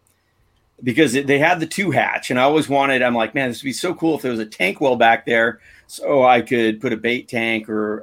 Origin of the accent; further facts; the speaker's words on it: San Diego, California, United States; I grew up here in San Diego surfing